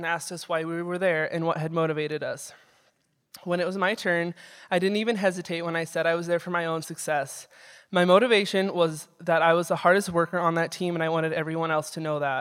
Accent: Belgrade, Montana, United States; I grew up in Belgrade and attended Belgrade Public School for the first few years of my education.

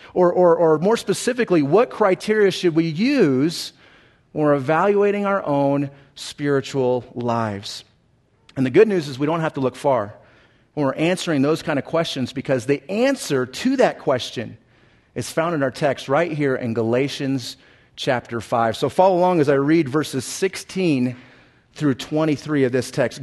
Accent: Southern California, United States; when I was a young kid growing up in Southern California

